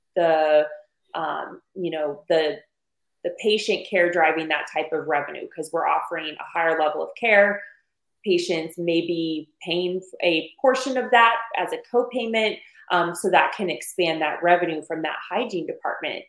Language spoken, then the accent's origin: English; Arizona, United States; I'm from Arizona. I was born and raised on Mexican food